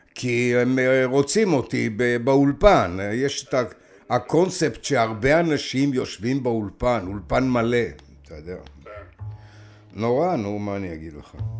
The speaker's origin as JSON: {"language": "Hebrew", "town": "Maoz Haim", "region": "Northern District", "country": "Israel", "tie": "born or raised there", "also_born_or_lived": "Baghdad", "said": "גדלתי בקיבוץ מעוז חיים, חרשתי בשדה על יד הירדן"}